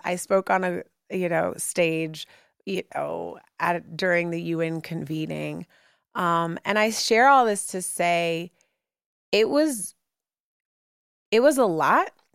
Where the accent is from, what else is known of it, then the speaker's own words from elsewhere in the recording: Oakland, California, United States; moved away as an adult; also born or lived in New York City; now in Brooklyn, New York, United States; growing up in Oakland, when I moved here to, you know, go to undergrad